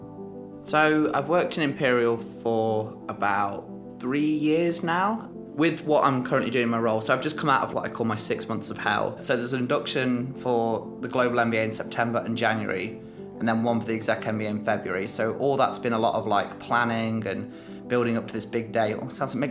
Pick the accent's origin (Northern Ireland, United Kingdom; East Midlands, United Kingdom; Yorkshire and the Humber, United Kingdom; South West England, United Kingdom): East Midlands, United Kingdom; Derby; also born or lived in Leicester / Spain / London; I'm from Derby, which is a real non-event town. That's where I grew up. I lived there from when I was born until when I was 10.